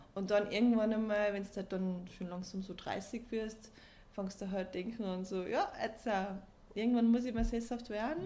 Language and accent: German; Austria; also born or lived in Belgium; bin ich in Österreich aufgewachsen, habe meine ganzen Freunde in Österreich, Familie in Österreich